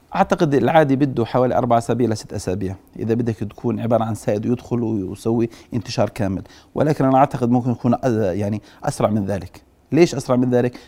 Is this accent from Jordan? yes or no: yes; Jordan; وعندنا بالاردن